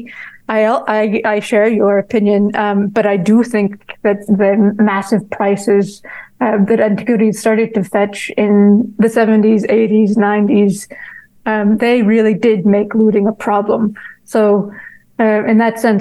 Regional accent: United States; as an American

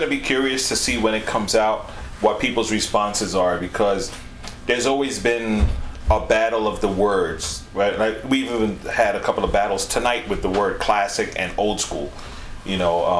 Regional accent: New York, United States; I mean, I'm from New York. I want everybody to support me, right?

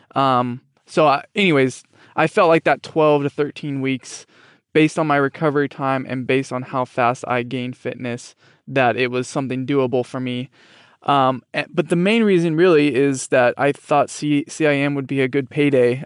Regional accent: Fresno, California, United States; born or raised there

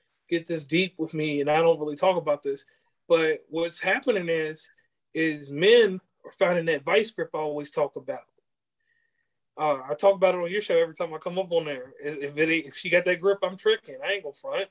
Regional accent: Virginia, United States; accent: country; moved away; I'm from Virginia originally. It was a time when I was out there, we got different sections. You live in one of them now. We had the Tidewater, Piedmont, and then the mountainous stuff where I'm from.

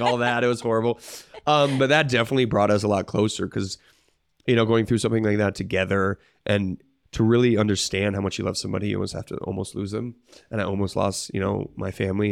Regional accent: Bailey, Colorado, United States; Mount Bailey, which is a, a mountain by me

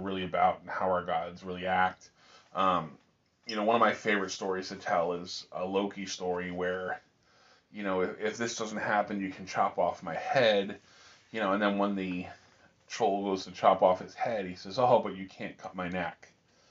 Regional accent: United States; we're American.

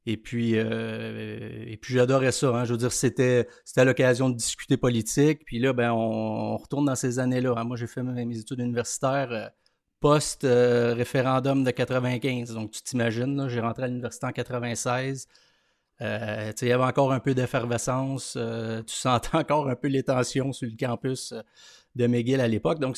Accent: Montreal, Quebec, Canada; also born or lived in Lanaudière; Je suis né à Montréal, euh, écoute, au milieu des années 70. Euh, aujourd'hui, j'ai une famille, je reste toujours dans, la région de Montréal.

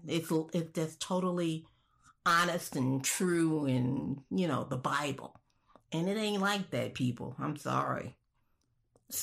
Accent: Chicago, Illinois, United States; I'm from Chicago, and I'm a college-educated Black woman

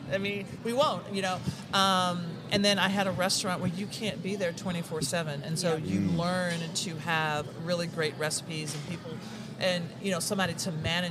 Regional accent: Tennessee, United States; moved away; I'm from Tennessee

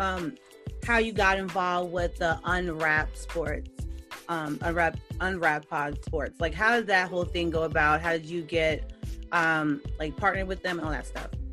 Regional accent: Georgia, United States; from Georgia

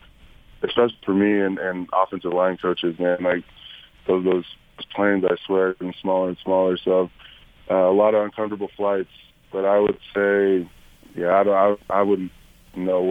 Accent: Southern California, United States; growing up in Southern California and watching USC

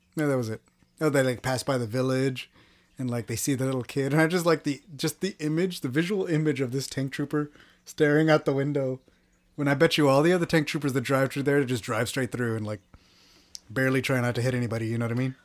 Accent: Texas, United States; I'm from Texas

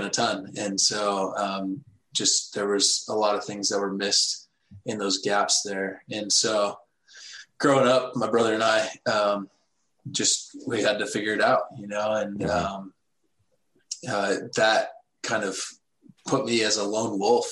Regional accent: Texas, United States; I grew up in Texas, Bible Belt

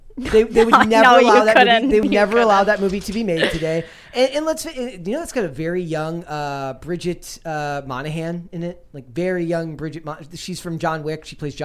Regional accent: Minnesota, United States; Being a Minnesotan, you grow up with ….

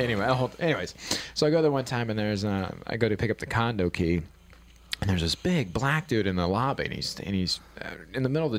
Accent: Marion, Ohio, United States; You know, where I grew up in Marion, Ohio, we are known for the Popcorn Festival.

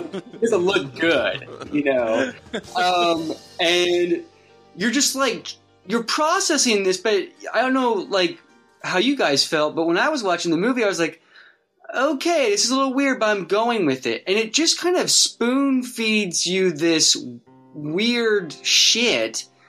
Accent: Wichita, Kansas, United States; my hometown of Wichita, Kansas. I was just like a little kid

